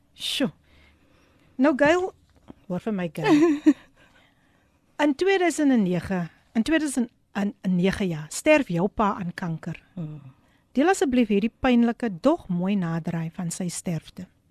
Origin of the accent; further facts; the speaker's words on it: Somerset West, Western Cape, South Africa; Ek is gebore in Somersetwes